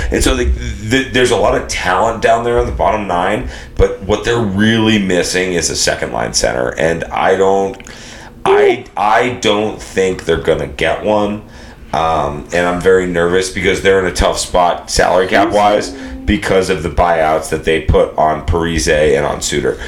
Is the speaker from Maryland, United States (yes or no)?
no; Boston, Massachusetts, United States; I'm from the Greater Boston area